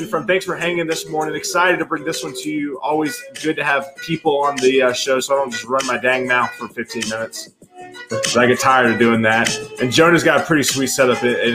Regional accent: Columbia, South Carolina, United States; also born or lived in Raleigh, North Carolina; now in Nashville, United States; my hometown of Columbia, South Carolina

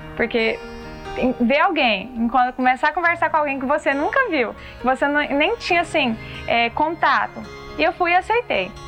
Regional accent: Pires do Rio, Goiás, Brazil; eu sou de Pires do Rio, Goiás

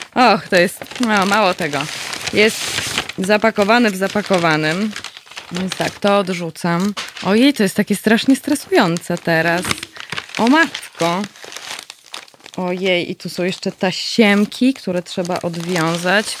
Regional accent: Katowice, Silesian Voivodeship, Poland; ja tutaj jestem ze Śląska, jestem rodowitą katowiczanką

